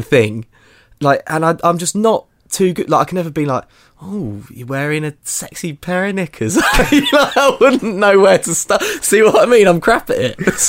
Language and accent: English; England, United Kingdom; I'm sort of quite English